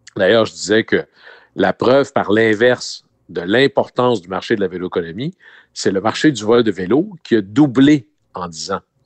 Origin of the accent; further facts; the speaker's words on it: Chicoutimi, Quebec, Canada; mon coin de pays, hmm. à Chicoutimi